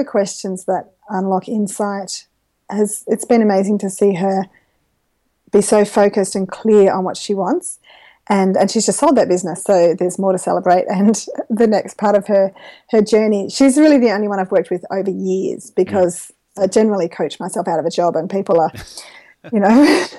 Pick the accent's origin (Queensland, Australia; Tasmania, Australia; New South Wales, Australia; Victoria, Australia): New South Wales, Australia; Gilgandra; also born or lived in Dubbo; grew up in country New South Wales with a family of connectors while I'm on that subject. My parents have a farm at Gilgandra, and so I've always lived in the region